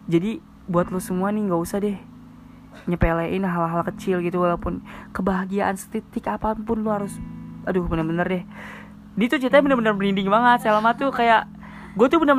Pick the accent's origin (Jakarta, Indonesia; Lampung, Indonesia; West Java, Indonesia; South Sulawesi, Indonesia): Jakarta, Indonesia; menurut lo kalau gue orang Betawi dipanggilnya A hmm. bapak gue Jawa mak gue Betawi dipanggilnya